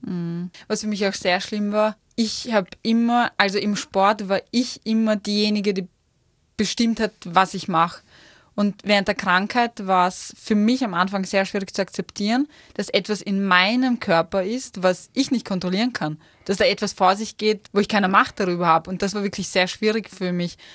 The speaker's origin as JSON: {"language": "German", "region": "Vienna", "country": "Austria", "moved": "as an adult", "lives_now": "Innsbruck, Austria", "said": "ich als Wienerin"}